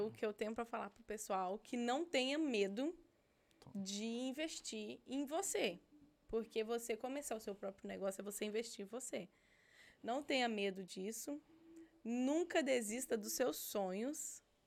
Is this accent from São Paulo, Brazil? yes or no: no; Minas Gerais, Brazil; now in United States; Eu sou de Minas Gerais